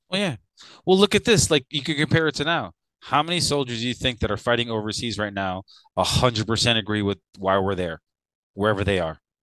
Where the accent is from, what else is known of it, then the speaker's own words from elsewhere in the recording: Chicago, Illinois, United States; now in Louisiana, United States; Growing up in Chicago was very different